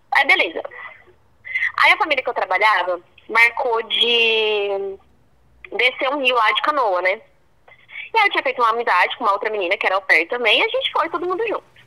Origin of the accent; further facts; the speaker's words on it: Brazil; eu sou brasileira